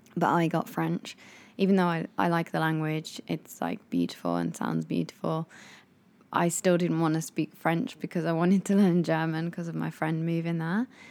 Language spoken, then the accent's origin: English; England, United Kingdom; moved away as an adult; now in Japan; We are a English couple that live in Japan that are in our late twenties.